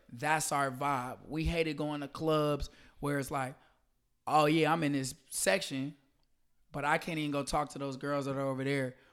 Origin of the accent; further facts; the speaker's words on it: St. Louis, Missouri, United States; moved away as an adult; also born or lived in Atlanta, Georgia; I'm from Saint Louis, Missouri. Uh, I moved to Atlanta to go to Morehouse College